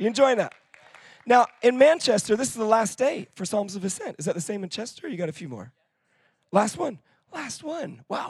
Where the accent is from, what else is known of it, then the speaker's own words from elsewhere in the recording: Israel; moved away as an adult; now in United Kingdom; And so here's the thing that I can tell you as somebody who's grown up in Israel.